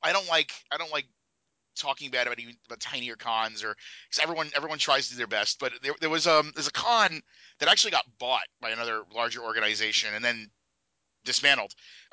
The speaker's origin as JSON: {"language": "English", "region": "New York", "country": "United States", "said": "I'm a New Yorker."}